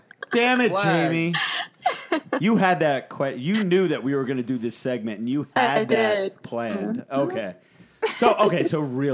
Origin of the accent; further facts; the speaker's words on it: New Jersey, United States; we're from Jersey.